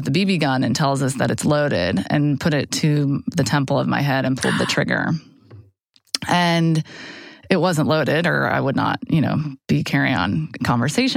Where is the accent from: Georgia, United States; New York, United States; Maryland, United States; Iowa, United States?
Georgia, United States; Atlanta; also born or lived in Boston, Massachusetts; I was born in Boston, but grew up in Atlanta